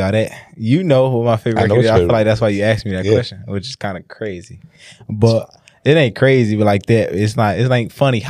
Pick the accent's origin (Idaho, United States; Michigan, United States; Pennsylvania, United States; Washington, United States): Michigan, United States; Detroit; I'm from Detroit, bro.